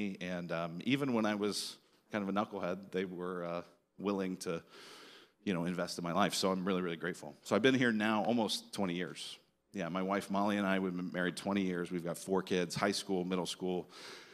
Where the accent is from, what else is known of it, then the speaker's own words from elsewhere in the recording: Denver, Colorado, United States; now in Phoenix, United States; I'm originally from Denver, Colorado. And, Yeah, went to high school, kind of born and raised in Denver